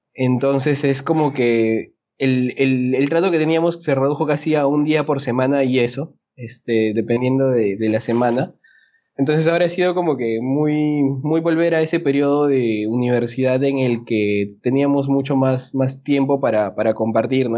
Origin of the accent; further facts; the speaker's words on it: Peru; como buen peruano